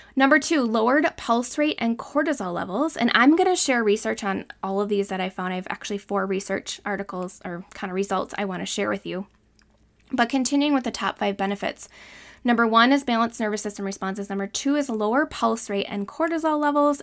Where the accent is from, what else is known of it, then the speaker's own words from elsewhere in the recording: Northern Wisconsin, United States; I'm from Northern Wisconsin